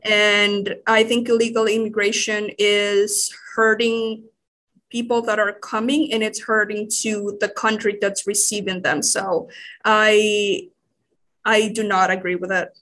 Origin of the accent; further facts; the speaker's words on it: Managua, Nicaragua; English is a second language; moved away as an adult; I grew up in, uh, the capital ciri-, city of Nicaragua